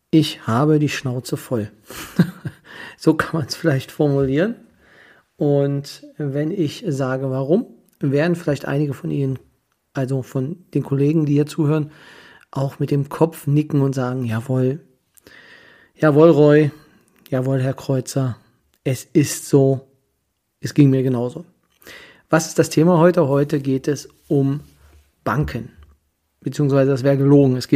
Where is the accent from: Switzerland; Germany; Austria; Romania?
Germany; Kyritz, Brandenburg; weil ich selber, wie die meisten wissen, bin aus Küritz, und ja, Berlin sind doch anderthalb Stunden